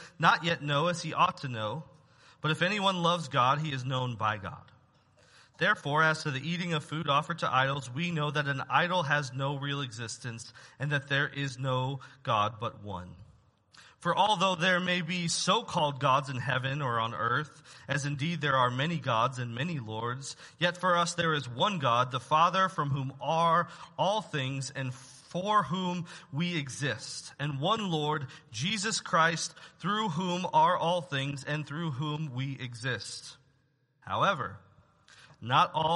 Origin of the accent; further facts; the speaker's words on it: United States; as Americans, as American citizens